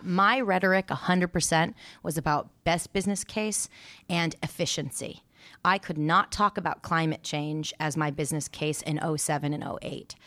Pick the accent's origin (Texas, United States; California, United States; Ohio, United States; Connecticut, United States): California, United States; Santa Monica; also born or lived in Oregon; I was raised in Santa Monica, California